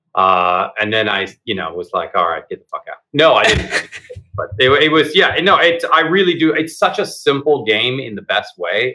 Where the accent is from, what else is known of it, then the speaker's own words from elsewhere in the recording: Seattle, Washington, United States; I grew up in the Seattle before Microsoft, Starbucks, and Amazon